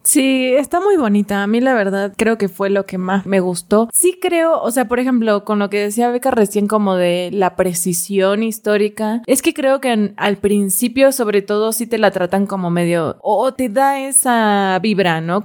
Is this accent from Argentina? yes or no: yes; Argentina; a mí como argentina